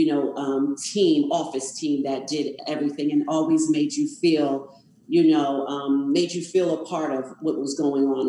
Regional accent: New Jersey, United States; moved away as an adult; now in Georgia, United States; I grew up in Jersey and I was raised there. I didn't leave Jersey till I was 26

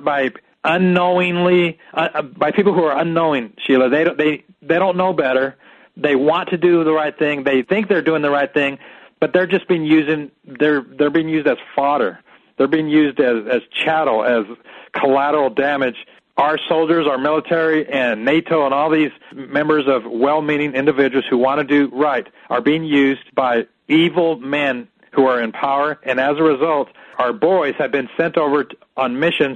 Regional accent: United States; As an American

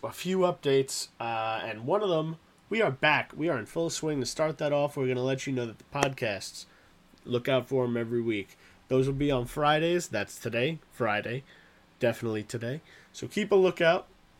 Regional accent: England, United Kingdom

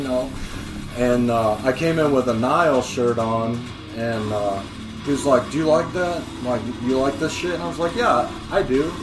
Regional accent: Quad Cities, United States; also born or lived in Carbondale, Illinois; I was moving from Carbondale to uh, back home to the Quad Cities

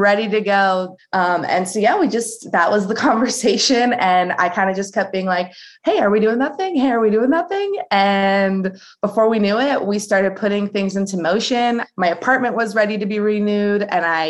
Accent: United States; I was born in the United States

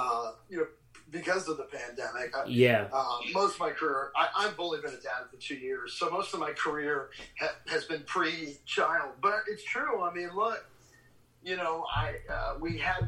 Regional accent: Maryland, United States; we're both Marylanders here on this podcast.

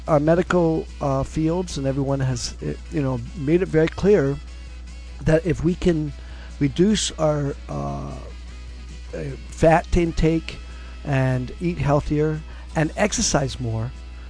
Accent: Brooklyn, New York, United States; born there; also born or lived in Solana Beach; Well, yes, because I was born in Brooklyn. My parents immigrated here from Scotland, Glasgow, Scotland

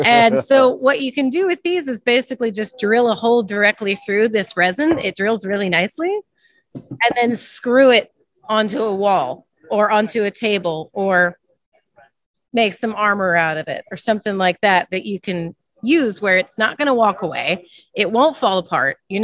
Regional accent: St. Louis, Missouri, United States; We're actually from the St. Louis area, right on the Mississippi

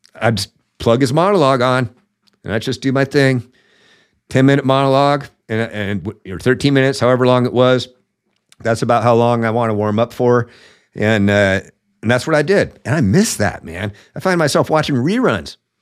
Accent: the Northwest, Washington, United States; I was I was raised, born and raised in the Northwest

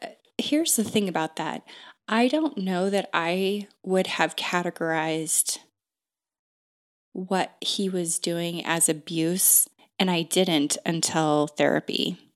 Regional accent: Pacific Northwest, United States; I am from the Northwest. I've been here most of my entire life.

